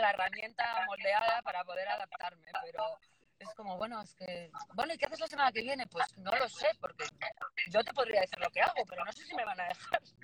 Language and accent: Spanish; Bilbao, Basque Country, Spain; now in Madrid, Spain; soy de Bilbao y, por Madrid desde